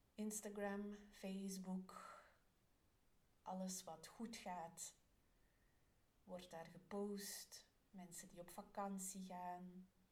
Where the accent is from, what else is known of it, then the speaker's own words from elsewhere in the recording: Belgium; ik ben een Belg